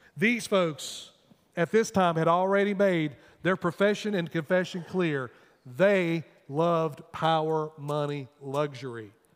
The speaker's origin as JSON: {"language": "English", "country": "United States", "said": "as American people"}